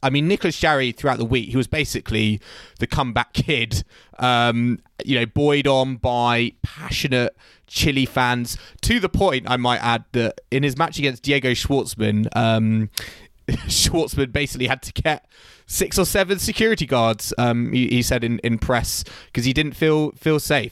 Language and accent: English; United Kingdom; as a British tennis fan